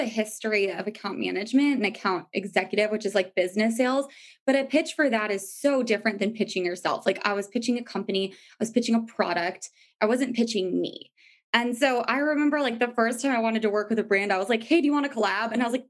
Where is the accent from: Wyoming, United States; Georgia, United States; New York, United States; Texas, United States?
New York, United States; Well, I came from New York where it's like, you're used to kind of not sleeping a lot. Like, it's hustle and bustle and a lot more fun